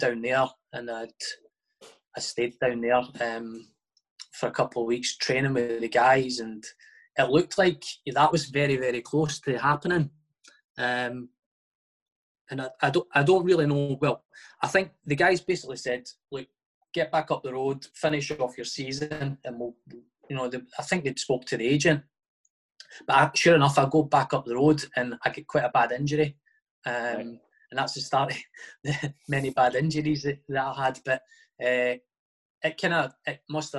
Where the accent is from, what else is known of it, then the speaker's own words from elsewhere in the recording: Livingston, Scotland, United Kingdom; I was from Livingston, and it's kind of quite a mix in Livingston between sort of Edinburgh clubs and Glasgow clubs.